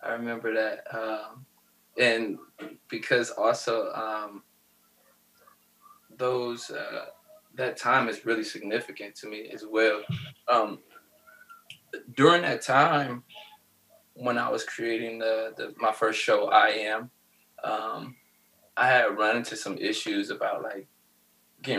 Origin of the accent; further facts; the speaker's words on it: Cleveland, Ohio, United States; now in Columbus, United States; Growing up in Cleveland